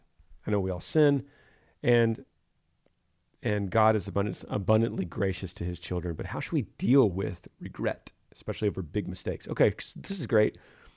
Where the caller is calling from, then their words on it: Greenville, Ohio, United States; Hey, Granger … I'm from Greenville, Ohio.